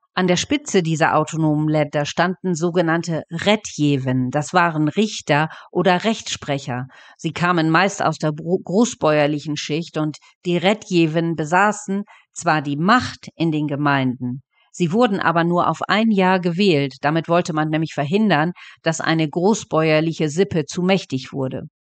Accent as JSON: {"language": "German", "town": "Dornum", "region": "Lower Saxony", "country": "Germany", "said": "bei uns in Dornum"}